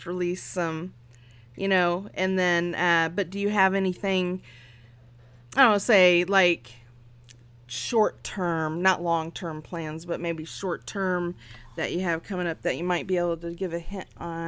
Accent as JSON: {"language": "English", "town": "Phoenix", "region": "Arizona", "country": "United States", "tie": "born there", "said": "I was born in Phoenix. Definitely. Like a phoenix rising from its ashes."}